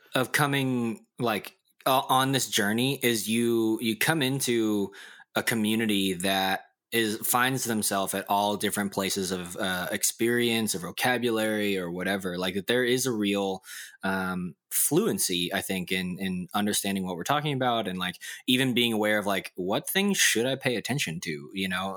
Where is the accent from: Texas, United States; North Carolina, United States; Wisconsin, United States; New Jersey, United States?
Texas, United States; Dallas; I remember in public elementary, race was a huge issue on the playground because, like, in Dallas